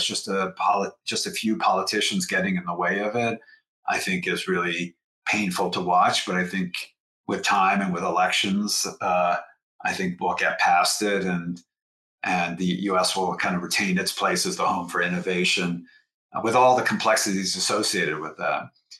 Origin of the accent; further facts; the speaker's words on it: United States; as an American